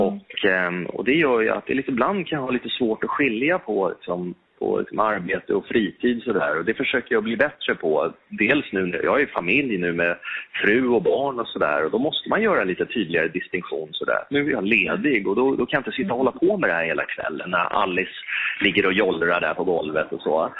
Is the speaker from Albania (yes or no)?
no; Stockholm, Stockholm County, Sweden; Jag, jag älskar Stockholm. Ehm, här är jag född och uppvuxen och eh, här lever jag nu